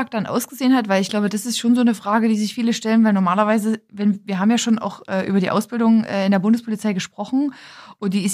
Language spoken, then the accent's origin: German; Oberwiesenthal, Saxony, Germany; Also ich komme ja aus der Nähe von Oberwiesenthal und habe die Schanze schon seit ich Kind bin ein paar Mal gesehen